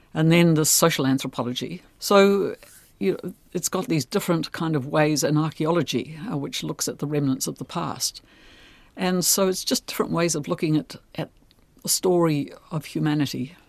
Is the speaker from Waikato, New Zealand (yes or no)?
no; Tairāwhiti, Gisborne, New Zealand; I'm from Tairāwhiti